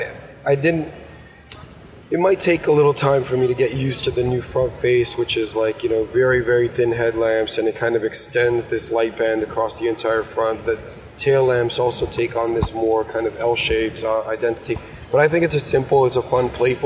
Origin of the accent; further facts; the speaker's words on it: New York, United States; I grew up in New York